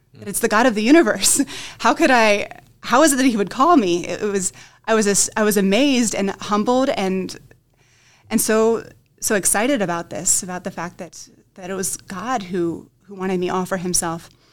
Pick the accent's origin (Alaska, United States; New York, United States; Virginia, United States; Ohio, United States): Ohio, United States; Dover; I'm originally from the Diocese of Columbus